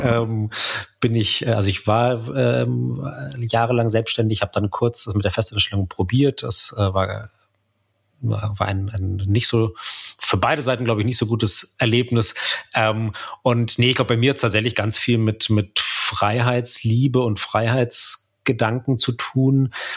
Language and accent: German; Munich area, Bavaria, Germany; im, im Münchner Umland, wo ich aufgewachsen bin